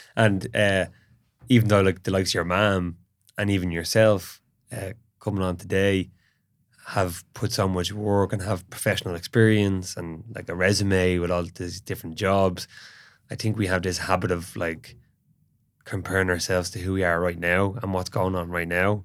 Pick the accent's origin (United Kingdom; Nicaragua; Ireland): Ireland; during the period when we were colonized